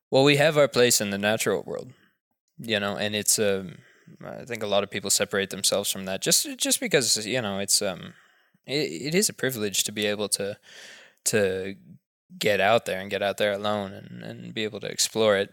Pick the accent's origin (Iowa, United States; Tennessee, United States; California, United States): Tennessee, United States; Knoxville; moved away; also born or lived in Texas / Africa; growing up in the suburbs in Knoxville, Tennessee